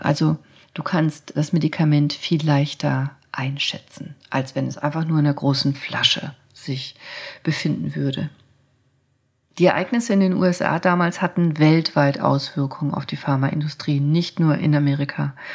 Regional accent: Germany; bei uns in Deutschland

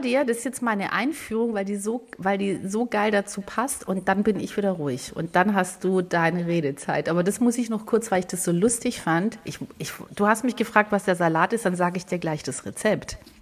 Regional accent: Swabia, Baden-Württemberg, Germany; also born or lived in Greece (ancestry); now in Hamburg, Germany; das schwäbische Essen natürlich, weil ich bin da groß geworden

